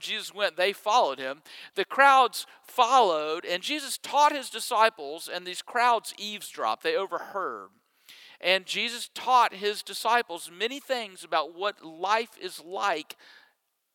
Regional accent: Mississippi, United States; moved away; I grew up in Mississippi, that I went to Ole Miss

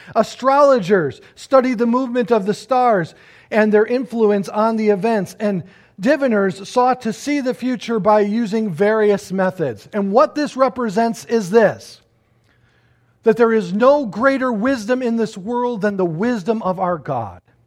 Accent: United States; I look at myself as an American citizen

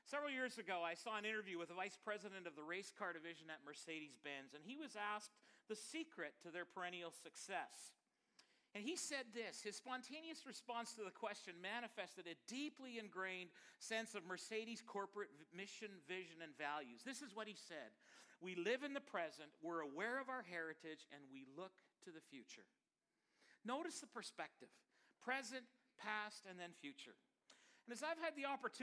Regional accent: Chilliwack, British Columbia, Canada; now in Regina, Canada; I actually grew up in Chilliwack. So I am from the Valley.

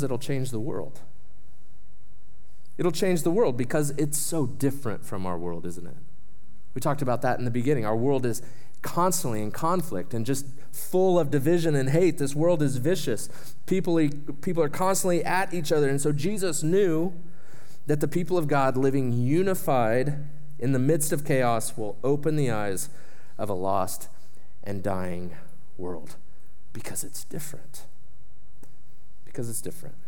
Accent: Shawnee, Oklahoma, United States; my hometown of Shawnee, Oklahoma, was hit hard by a tornado. And the place where I grew up, went to school, all

